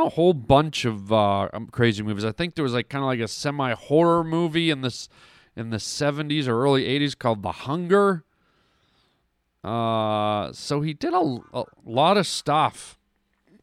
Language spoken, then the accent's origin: English; Canada; I grew up in Canada